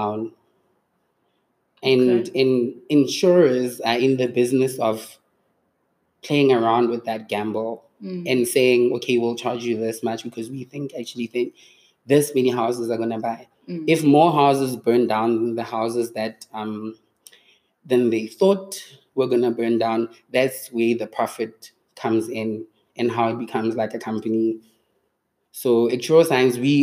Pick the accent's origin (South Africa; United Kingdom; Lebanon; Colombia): South Africa; Mahikeng, North West; moved away as an adult; also born or lived in Cape Town, South Africa; now in Johannesburg, South Africa; I grew up in Mafikeng